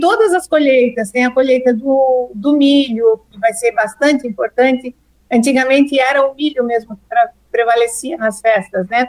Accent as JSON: {"language": "Portuguese", "country": "Brazil", "said": "a gente se identifica como brasileiro"}